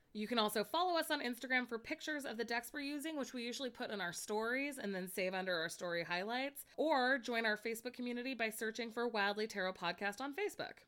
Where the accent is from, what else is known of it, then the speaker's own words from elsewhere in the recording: Monterey Bay, California, United States; I'm from the Monterey Bay, and kelp is one of our most proud things that we have there.